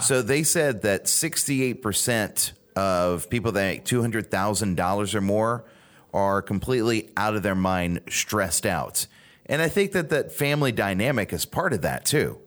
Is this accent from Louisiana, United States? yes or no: yes; Louisiana, United States; Growing up in Louisiana